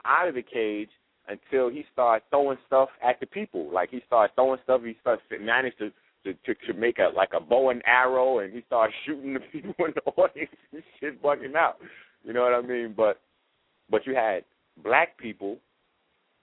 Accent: New York, United States; I'm from the Bronx

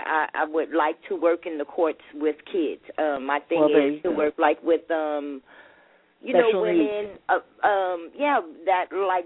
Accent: New York, United States; now in Irvine, United States; I'm calling from Irvine, California, and I'm originally from New York

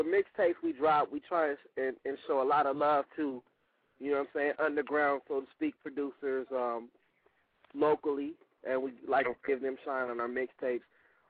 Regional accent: California, United States; we are from Cali, we mostly rock out here.

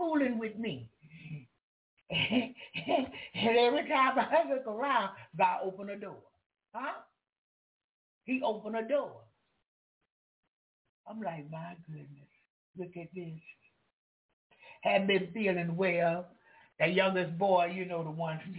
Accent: the South, United States; I'm from the South

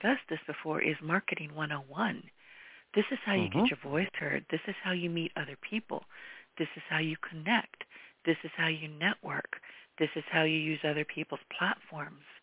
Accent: United States; I'm an American, and I'm a proud American

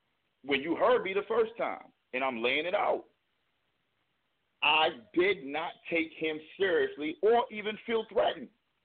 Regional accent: Brooklyn, New York, United States; born there; I was born in Brooklyn.

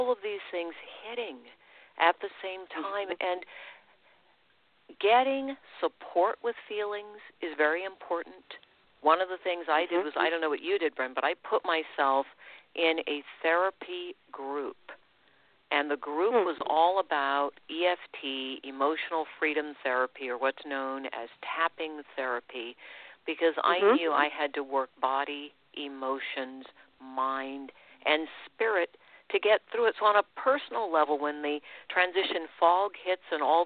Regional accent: United States; I'm an American. And I've always been a proud American

